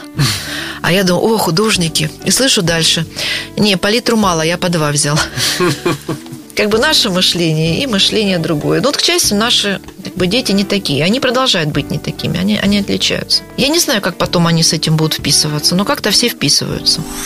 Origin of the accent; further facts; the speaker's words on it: Grozny, Chechnya, Russia; also born or lived in Prague, Czechoslovakia; now in Rostov-on-Don, Russia; сама родом из Грозного